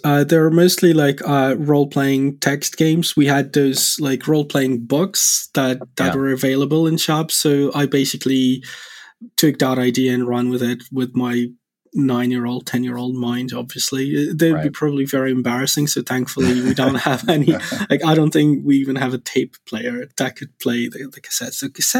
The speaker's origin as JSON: {"language": "English", "country": "Poland", "tie": "born or raised there", "moved": "as an adult", "said": "CEO and co-founder of Spacelift. I'm originally from Poland, from Europe."}